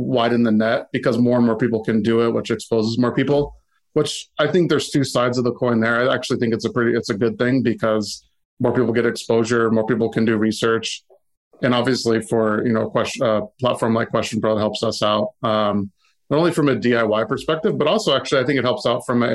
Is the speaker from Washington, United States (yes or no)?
yes; Seattle, Washington, United States; growing up in the Seattle area, and you know, Microsoft is in your backyard.